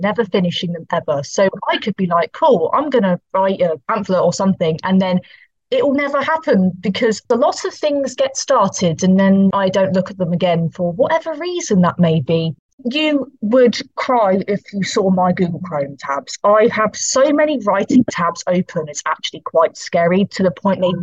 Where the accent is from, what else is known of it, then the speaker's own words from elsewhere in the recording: Poole, South West England, United Kingdom; moved away as an adult; now in Portsmouth, United Kingdom; I grew up in Dorset, so I used the Dorset libraries